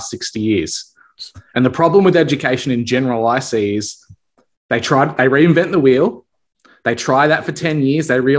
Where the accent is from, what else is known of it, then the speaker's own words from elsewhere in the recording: Victoria, Australia; Victoria, my home state